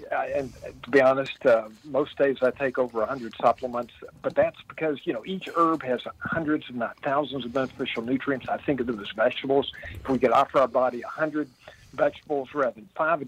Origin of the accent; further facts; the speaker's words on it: Midway, Kentucky, United States; I live in the town I grew up in, believe it or not. I'm 66 years old, and I've been in Midway, Kentucky, Central Kentucky, horse country, for 66 years.